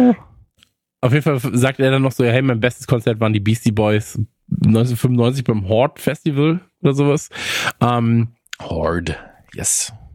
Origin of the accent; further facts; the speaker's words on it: North Rhine-Westphalia, Germany; now in Bavaria, Germany; bei uns in Nordrhein-Westfalen